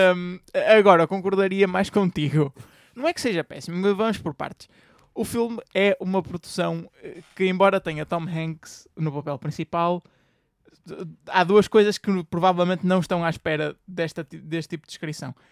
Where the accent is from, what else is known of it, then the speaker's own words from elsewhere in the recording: Portugal; nós enquanto portugueses